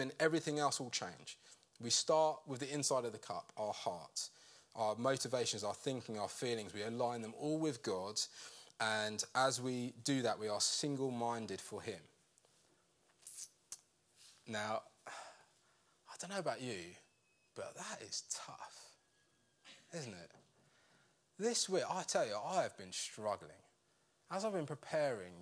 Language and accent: English; United Kingdom; we're British